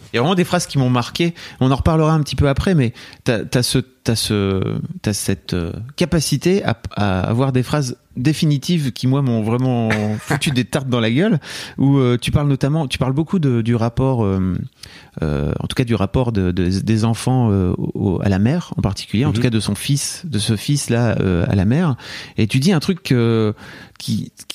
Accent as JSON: {"language": "French", "town": "Lille", "region": "Hauts-de-France", "country": "France", "tie": "born or raised there"}